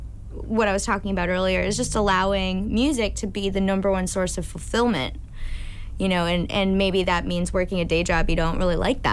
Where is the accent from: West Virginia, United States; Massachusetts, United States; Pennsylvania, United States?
Massachusetts, United States; Plymouth; also born or lived in Hyannis, Massachusetts; I grew up in Plymouth, but I went to high school in Hyannis